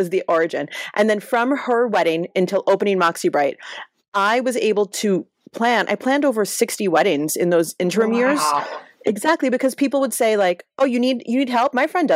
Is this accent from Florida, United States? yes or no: no; New York City, New York, United States; now in Los Angeles, United States; I'm from Brooklyn in a fairly like middle class family.